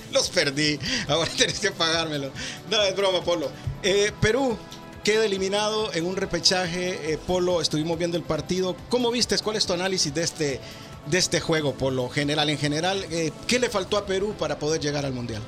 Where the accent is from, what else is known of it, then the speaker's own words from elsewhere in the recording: Honduras; now in Indianapolis, United States; soy hondureño